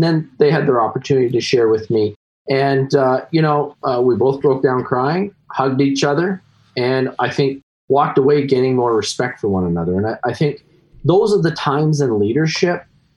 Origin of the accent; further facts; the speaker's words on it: Canada; as every Canadian does, is at least back when I was growing up, hockey is my religion